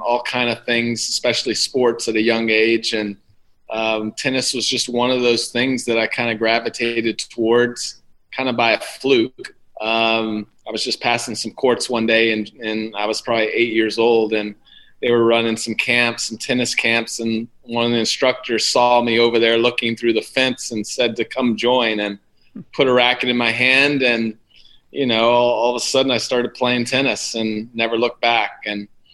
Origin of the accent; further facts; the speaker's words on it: Huntsville, Alabama, United States; moved away; I grew up in Huntsville, Alabama, so I'm a Southerner at heart